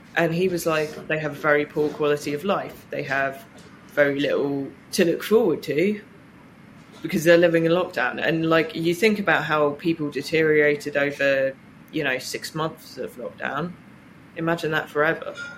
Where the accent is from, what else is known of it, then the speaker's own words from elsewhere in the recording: Reading, South East England, United Kingdom; I grew up in Reading